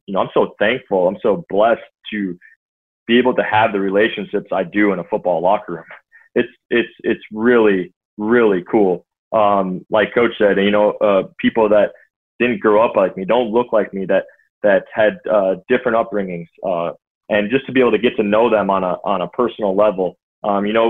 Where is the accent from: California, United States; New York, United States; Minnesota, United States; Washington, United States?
Minnesota, United States; I was born here, I was raised here, I went to college here, I played in the NFL here, I've never left Minnesota